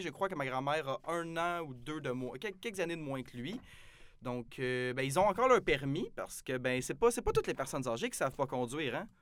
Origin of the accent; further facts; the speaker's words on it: Saint-Jean-sur-Richelieu, Quebec, Canada; moved away as an adult; now in Jonquière, Canada; je viens de Saint-Jean-sur-Richelieu. Euh, un petit endroit proche de Montréal. Donc, euh, ben, moi, je suis venu ici pour mes études.